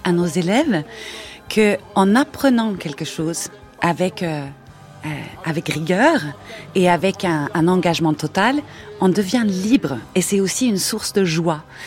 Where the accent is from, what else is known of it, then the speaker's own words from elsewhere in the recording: Sweden; French is a second language; moved away as an adult; now in France; je venais de Suède avec un drôle d'accent.